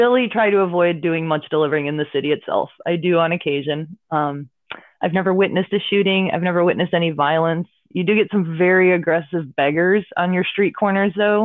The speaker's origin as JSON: {"language": "English", "town": "Chicago", "region": "Illinois", "country": "United States", "tie": "born or raised there", "also_born_or_lived": "Arkansas", "moved": "as an adult", "said": "Born and raised in Chicago"}